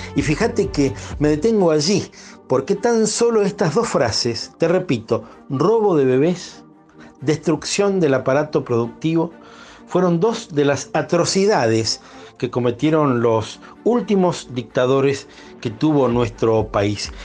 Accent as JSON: {"language": "Spanish", "region": "Mendoza", "country": "Argentina", "said": "muchos mendocinos"}